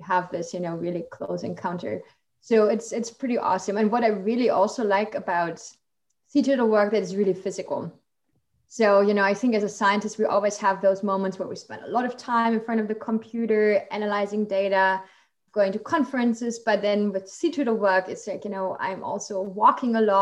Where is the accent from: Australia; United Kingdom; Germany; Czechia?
Germany; English is a second language; moved away as an adult; now in United States; I'm from Germany originally